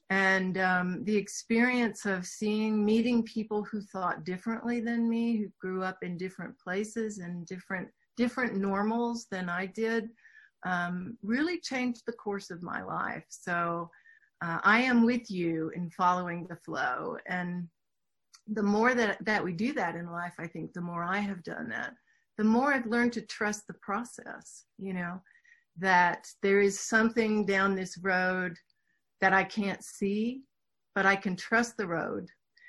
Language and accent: English; Houston, Texas, United States; accent: Southern; Sure. Yes, I grew up in Houston, Texas. I can talk with a real Southern accent if I need to, but I worked really hard to lose that.